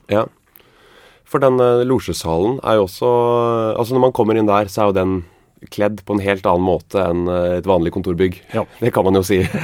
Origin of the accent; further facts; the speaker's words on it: Grimstad, Agder, Norway; Jeg kommer fra Fevik i Grimstad